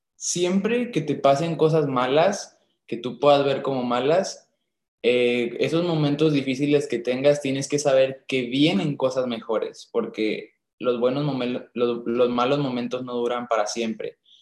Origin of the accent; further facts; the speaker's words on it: Monclova, Coahuila, Mexico; Yo soy de Monclova, Coahuila